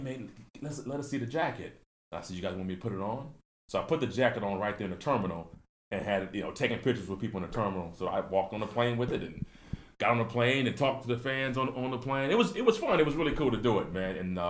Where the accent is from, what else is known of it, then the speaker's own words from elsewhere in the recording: San Diego, California, United States; I'm from San Diego